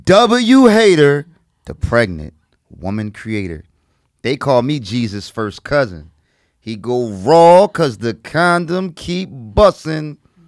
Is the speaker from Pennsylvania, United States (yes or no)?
yes; Philadelphia, Pennsylvania, United States; I'm from Strawberry Mansion, North Philly.